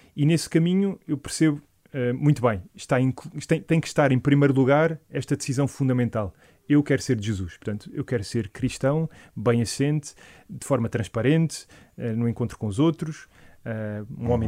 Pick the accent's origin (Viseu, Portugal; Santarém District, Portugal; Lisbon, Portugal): Lisbon, Portugal; Algueirão; eu sou do, da Paróquia do Algueirão